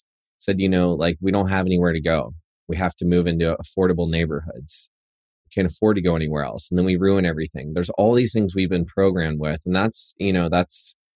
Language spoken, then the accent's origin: English; Chattanooga, Tennessee, United States; moved away as an adult; now in New York, United States; I was a boy from Chattanooga, Tennessee